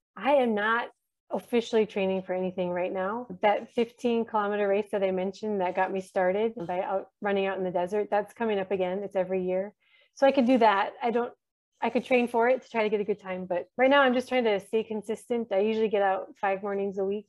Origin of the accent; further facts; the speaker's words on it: United States; moved away as an adult; also born or lived in Horn of Africa; now in Djibouti; we're living here as American Christians surrounded by Somali Muslims for so many years